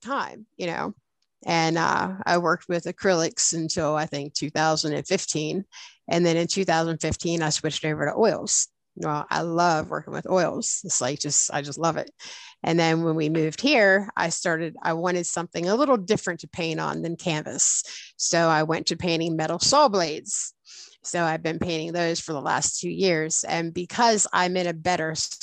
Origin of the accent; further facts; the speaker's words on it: Pennsylvania, United States; moved away as an adult; now in West Virginia, United States; We were about a half hour away from my hometown